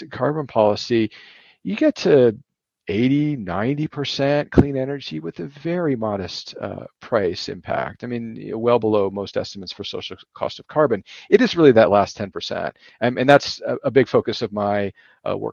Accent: United States

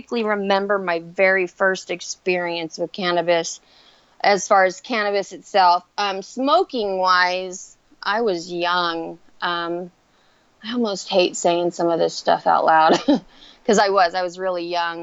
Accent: Central Valley, California, United States; I've been pretty much in, like, the Central Valley area my entire life

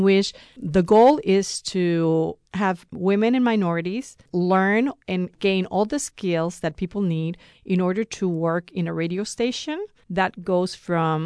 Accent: Puerto Rico; moved away; I'm originally from Puerto Rico

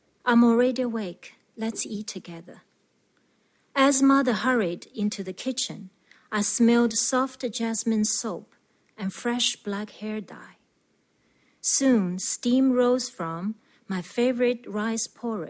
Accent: China; moved away as an adult; now in New Zealand; I grew up in China in 1960s and 70s. I immigrated to New Zealand 7 years ago

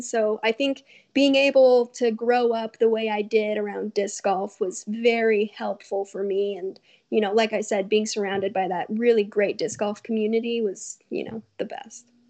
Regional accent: Colorado, United States; now in California, United States; I'm from Colorado where I knew absolutely everyone

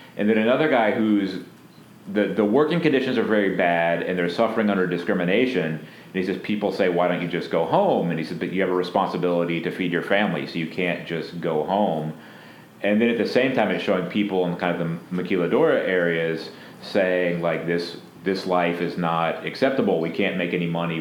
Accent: Fort Walton Beach, Florida, United States; my hometown, well, my adjacent to my hometown, uh, Fort Walton Beach, Florida

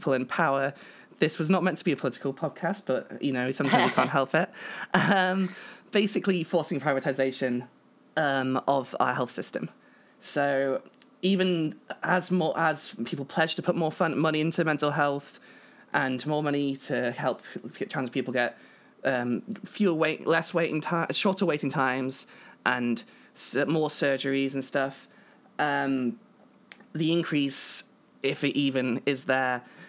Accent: United Kingdom; I am British.

